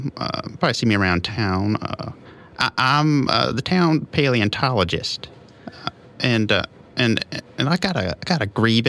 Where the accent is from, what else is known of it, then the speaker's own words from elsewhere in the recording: Montana, United States; Oh, no, it's just a family name. I'm actually from Montana.